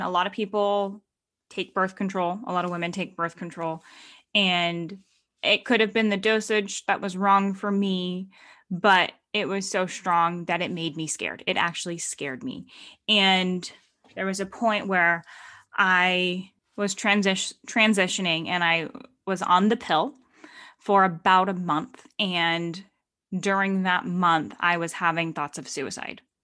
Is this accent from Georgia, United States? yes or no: no; Stockton, California, United States; moved away; I was in Stockton, my hometown